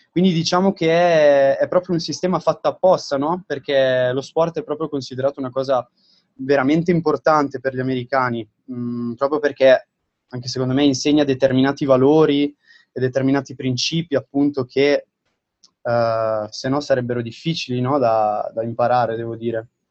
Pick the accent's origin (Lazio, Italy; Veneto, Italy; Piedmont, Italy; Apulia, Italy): Piedmont, Italy; Domodossola; moved away as an adult; also born or lived in Milan; now in Fort Lauderdale, United States; sono di Domodossola, quindi nel nord del Piemonte